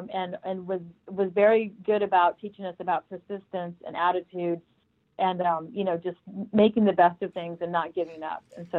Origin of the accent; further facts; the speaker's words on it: Arizona, United States; also born or lived in Minnesota; Well, I was born in Minnesota, and I left at a very young age for Arizona because my father is in construction.